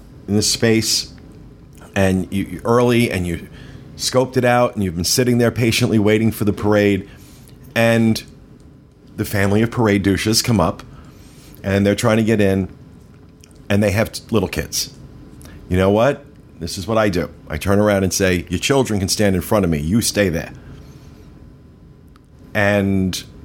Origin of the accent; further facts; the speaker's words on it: New Jersey, United States; I'm from New Jersey